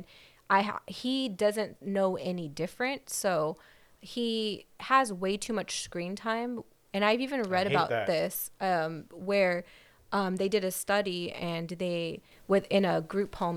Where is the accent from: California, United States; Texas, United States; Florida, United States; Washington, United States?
California, United States; Whittier; Whittier, my whole life.